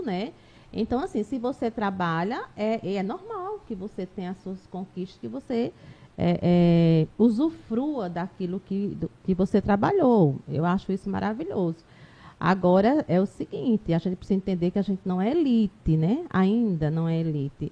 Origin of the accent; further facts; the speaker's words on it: Taquarana, Alagoas, Brazil; now in Arapiraca, Brazil; eu não sou de Arapiraca, sou de uma outra, outra cidade aqui próxima, Taquarana, nasci lá, depois eu vim morar aqui